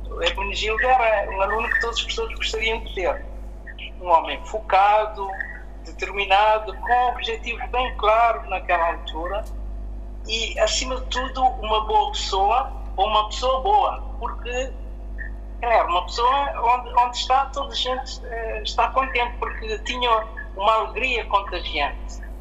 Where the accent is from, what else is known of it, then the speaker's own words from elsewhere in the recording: Cape Verde; now in Portugal; enquanto cabo-verdiano também